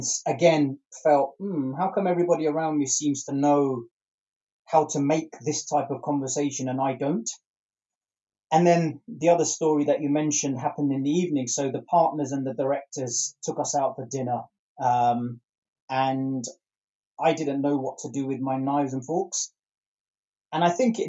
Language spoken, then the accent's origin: English; London, United Kingdom; born or raised there